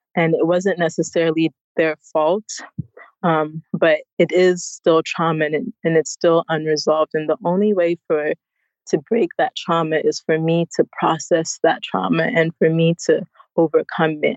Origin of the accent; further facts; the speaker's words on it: United States; moved away as an adult; now in Ghana; I was born in the United States